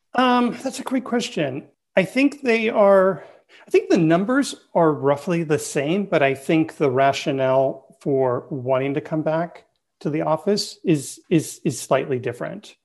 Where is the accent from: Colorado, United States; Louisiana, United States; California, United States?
California, United States; Bay Area; I'm born and raised in the Bay Area